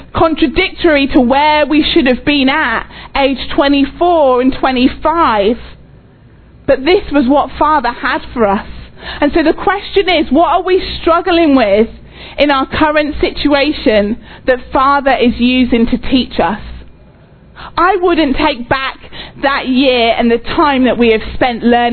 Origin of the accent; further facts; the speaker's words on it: England, United Kingdom; moved away as an adult; also born or lived in Oxford, England / Texas, United States; now in United States; we're English.